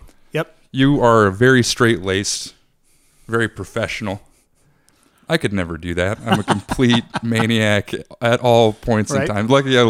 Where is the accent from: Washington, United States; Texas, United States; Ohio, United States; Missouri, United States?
Washington, United States; Seattle; moved away as an adult; now in Indiana, United States; I'm from Seattle